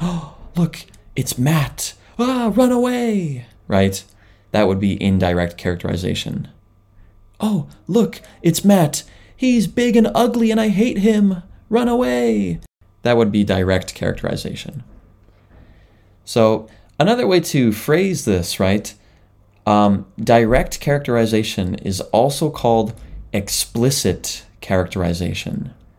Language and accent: English; Canada; now in Japan; I am a Canadian living in Japan